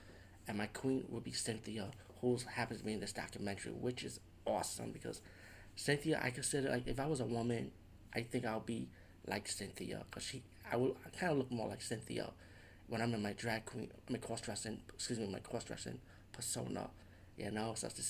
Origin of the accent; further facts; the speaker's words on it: New York City, New York, United States; Based growing up in the Bronx, I always grew up listening to Latin freestyle.